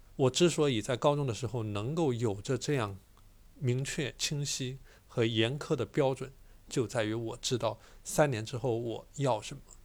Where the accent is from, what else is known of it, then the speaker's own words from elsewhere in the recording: a small town in Chongqing, China; 我从重庆的一个小镇来到了重庆最好的高中之一